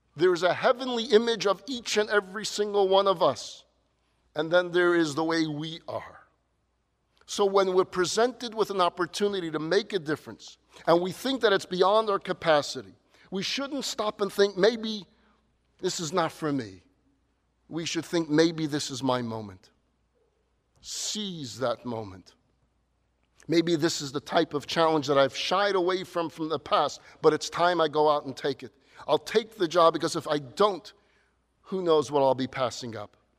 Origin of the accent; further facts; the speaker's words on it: New York, United States; Now, growing up in New York, we had this tradition.